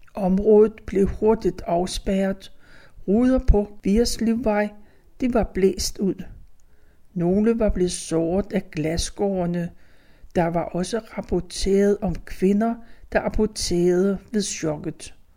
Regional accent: Copenhagen, Capital Region of Denmark, Denmark; Mine forældre syede fodbolde for Select, så vi havde pumpen derhjemme på Danshøjvej

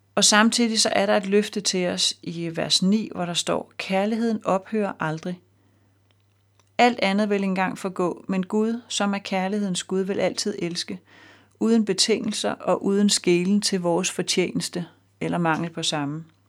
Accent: Denmark; som dansker og med fast job og hus med realkreditlån

